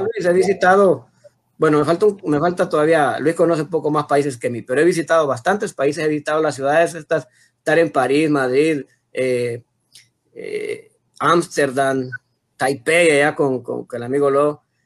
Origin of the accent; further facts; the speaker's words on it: Honduras; como hondureños